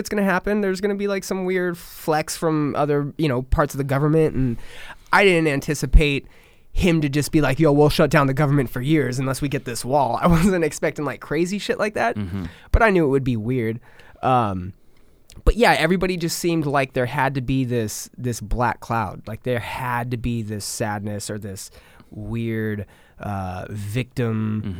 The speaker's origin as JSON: {"language": "English", "region": "Southern California", "country": "United States", "moved": "yes", "said": "So that's where I'm from. I'm from Southern California. Cool. Not San Francisco, but San Diego. Mm-hmm. I'm like 2 hours north of San Diego, 2 hours east of LA. So I'm like in a nice little triangle."}